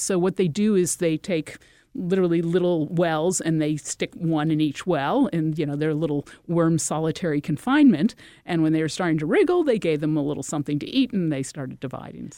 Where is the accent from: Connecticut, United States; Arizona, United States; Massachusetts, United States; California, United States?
Connecticut, United States; I'm from Connecticut